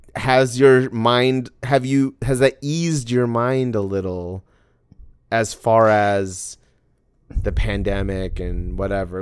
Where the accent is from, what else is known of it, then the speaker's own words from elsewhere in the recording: Arizona, United States; I grew up in Arizona